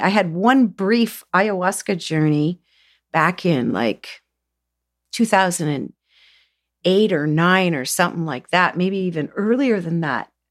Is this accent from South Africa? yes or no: no; Southern Ontario, Canada; I came from Southern Ontario, everybody smoked. We grew tobacco